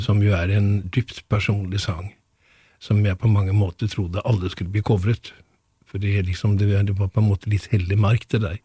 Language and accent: Norwegian; Gothenburg, Västra Götaland, Sweden; moved away; født i 1945 i Gøteborg. Vokste opp ved siden av Munke, Munkebecks